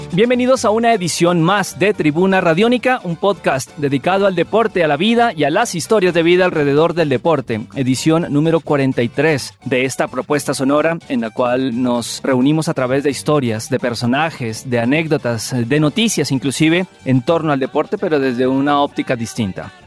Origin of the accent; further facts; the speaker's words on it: Paipa, Boyacá, Colombia; yo soy de Paipa también uno cuando niño en esas calles de Paipa, uno vivía muchísimas cosas